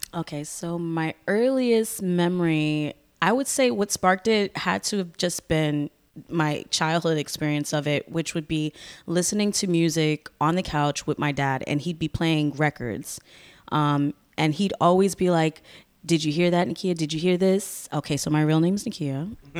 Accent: Bridgeport, Connecticut, United States; also born or lived in Stamford, Connecticut; I ended up growing up in Bridgeport.

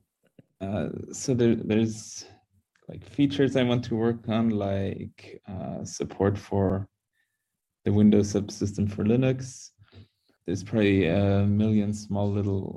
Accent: Munich, Bavaria, Germany; first language English and German; also born or lived in United States; I was born with English, basically. It's my mother tongue, you could say, since my mother is from America. So I grew up bilingually with both English and German

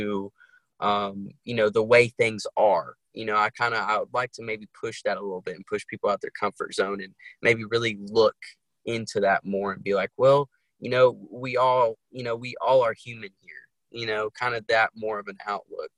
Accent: New York City, New York, United States; now in North Carolina, United States; I grew up originally in Brooklyn, New York, and now I reside in North Carolina, a small town in North Carolina

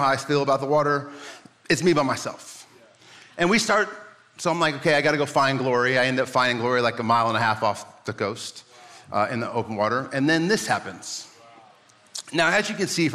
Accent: Midwest, United States; now in San Diego, United States; I'm from the Midwest, and so like, Tornado Alley

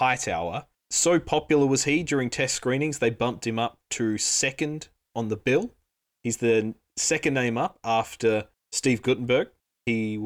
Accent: Australia; being Australian

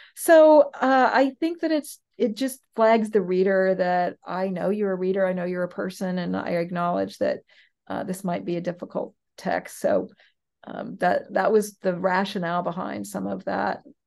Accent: West Coast, United States; I'm from the West Coast

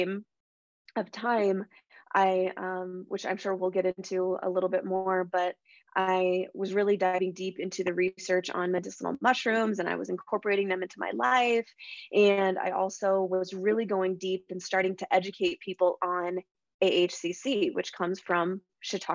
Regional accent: Spokane, Washington, United States; also born or lived in Seattle; I moved back home to my hometown of Spokane, Washington

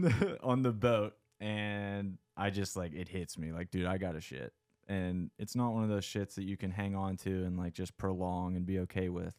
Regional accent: McConnellsburg, Pennsylvania, United States; I grew up in South Central P A in a little town called McConnellsburg

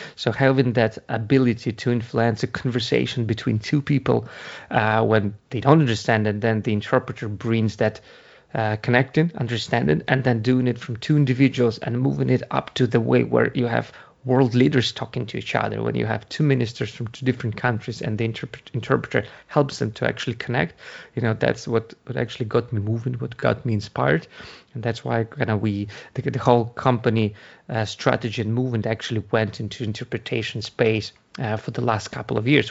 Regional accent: Ukraine; English is a second language; moved away as an adult; now in Ireland; Originally, I'm from Ukraine. That's, that's, uh, where you get, uh, hear the accent, but I've been, uh, living in Ireland for the past eleven year, uh, eighteen years

